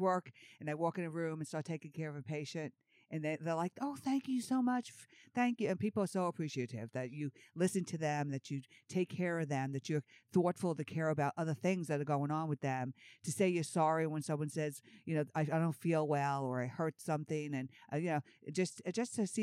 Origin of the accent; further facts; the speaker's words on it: New York, United States; moved away as an adult; also born or lived in Georgia; I was from New York going to school in Georgia